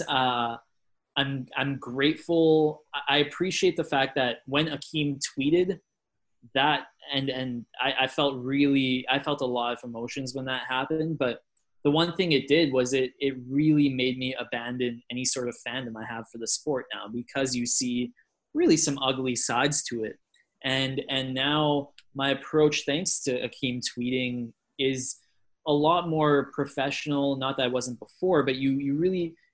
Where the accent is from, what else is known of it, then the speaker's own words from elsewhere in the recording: Edmonton, Alberta, Canada; I grew up in Edmonton